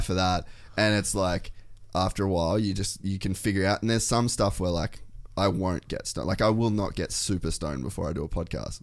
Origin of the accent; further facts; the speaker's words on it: Cairns, Queensland, Australia; moved away; also born or lived in America; I come from Cairns